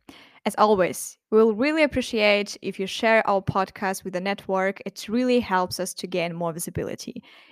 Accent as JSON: {"language": "English", "country": "Russia", "moved": "yes", "lives_now": "Munich, Germany", "said": "Originally coming from Russia, I studied journalism and worked as a journalist"}